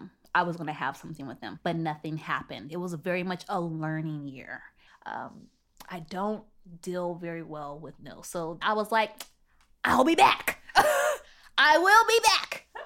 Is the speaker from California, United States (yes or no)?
yes; San Bernardino, California, United States; You know, growing up in San Bernardino was very much middle-class neighborhood.